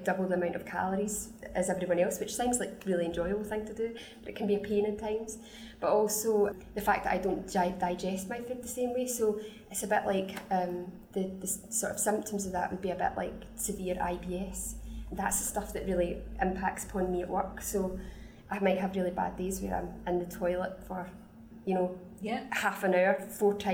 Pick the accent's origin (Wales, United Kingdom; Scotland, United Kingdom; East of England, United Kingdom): Scotland, United Kingdom; the bossy Scottish lady or the noisy Scottish lady